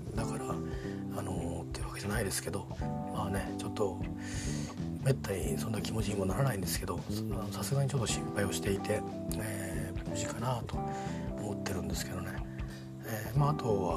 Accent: Kimitsu, Chiba, Japan; moved away; 僕が住んでたね君津っていう町の、えー、で地元の公民館いくつか公民館並んでてその中にうちの地元の公民館も元地元の公民館もあって

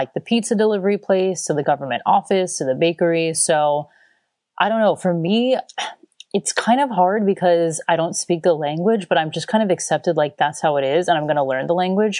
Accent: Florida, United States; also born or lived in Chicago, United States / Sydney, Australia; now in Stralsund, Germany; I am from Florida. I just lived in Australia. I mean, I did live in Chicago for 5 years, which surprises a lot of people because of my sunshine state background

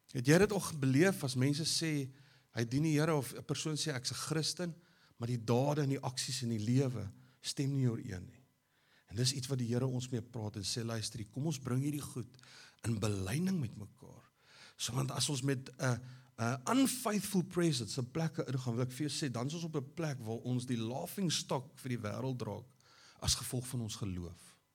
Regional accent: South Africa; ons as Afrikaners

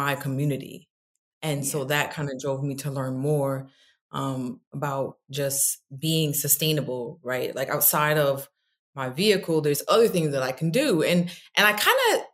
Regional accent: New York, United States; moved away as an adult; also born or lived in Stamford, Connecticut; now in Atlanta, United States; I'm from New York

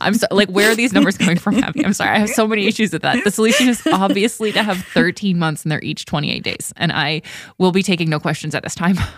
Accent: Ontario, Canada; moved away; where I grew up in Canada and Ontario

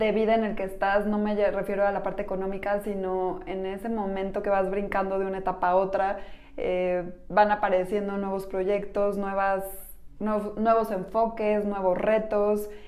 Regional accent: Mexico; Somos mujeres mexicanas

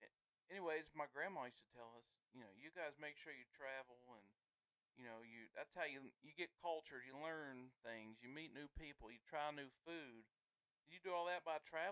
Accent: the South, United States; we were born and raised in the South

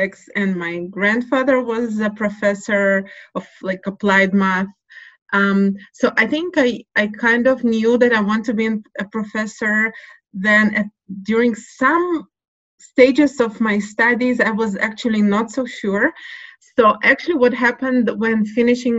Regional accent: Russia; now in Jerusalem, Israel; I was born in Russia. So the Soviet upbringing is very clear

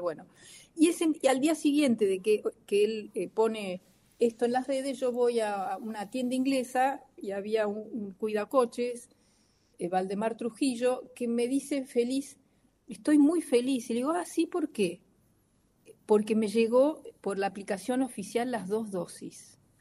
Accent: Argentina; como tantos argentinos

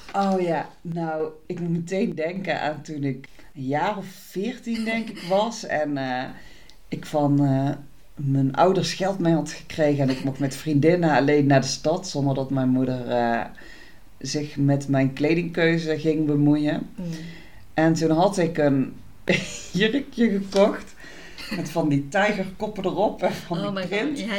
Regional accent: Tilburg, North Brabant, Netherlands; Ik kom uit Tilburg

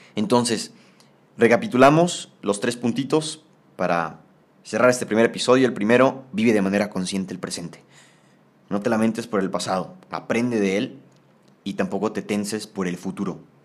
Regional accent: Tampico, Tamaulipas, Mexico; en Tampico, de donde yo soy

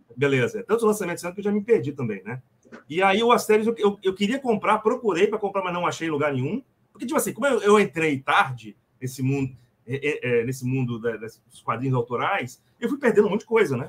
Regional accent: Vitória, Espírito Santo, Brazil; Eu sou do Espírito Santo, sou de Vitória. Sou capixaba.

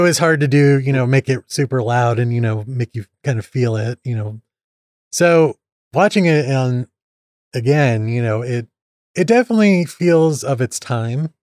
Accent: Indiana, United States; accent: Midwest; I'm from Indiana

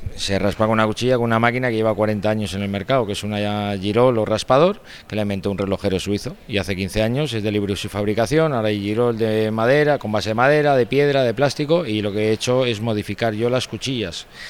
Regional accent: Bilbao, Basque Country, Spain; yo soy de Bilbao

